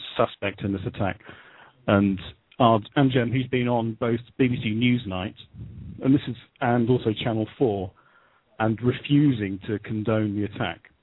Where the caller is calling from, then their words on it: United Kingdom; calling from Great Britain